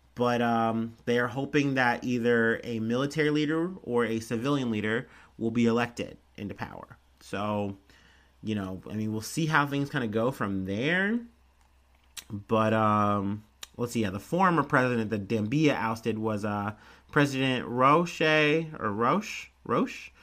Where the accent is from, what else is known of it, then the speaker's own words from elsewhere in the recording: United States; I'm an American